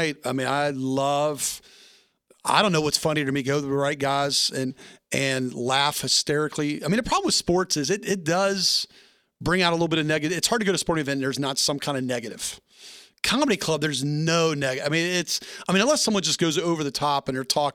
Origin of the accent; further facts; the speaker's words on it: Tennessee, United States; now in Springfield, United States; I'm from Tennessee